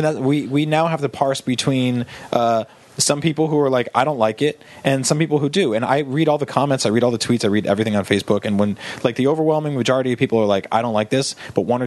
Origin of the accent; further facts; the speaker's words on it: New Jersey, United States; Because I grew up in New Jersey.